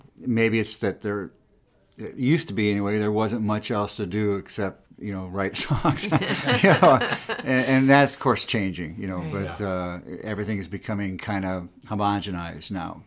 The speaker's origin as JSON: {"language": "English", "region": "Iowa", "country": "United States", "moved": "as an adult", "lives_now": "Sioux Falls, United States", "said": "I'm from Iowa, and Dara and I moved here right after we got married in 1971 or 72"}